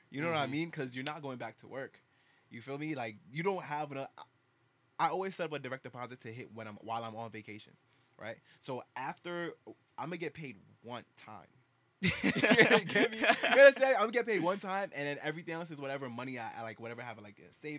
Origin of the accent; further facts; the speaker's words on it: United States; I'm an American.